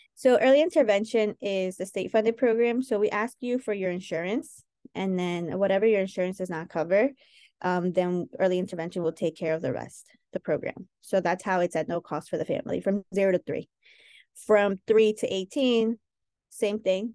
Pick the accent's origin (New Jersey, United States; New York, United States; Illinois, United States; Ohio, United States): New York, United States; also born or lived in Chosica, Peru / Santa Eulalia, Peru; we grew up in New York